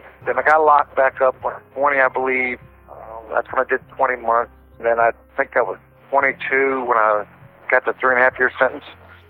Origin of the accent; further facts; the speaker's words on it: Roanoke, Virginia, United States; also born or lived in Detroit, Michigan / Roseville, Michigan; After we moved from Detroit to Roseville, when I was about 6, we moved down to Virginia. Lived in a small city called Roanoke. It's kind of small, about 100,000 people.